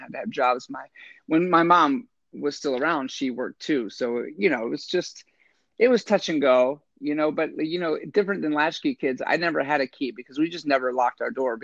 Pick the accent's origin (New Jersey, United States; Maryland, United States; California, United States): Maryland, United States; Lansdowne; moved away; I grew up in Baltimore, but just outside of Baltimore City in a place called Lansdowne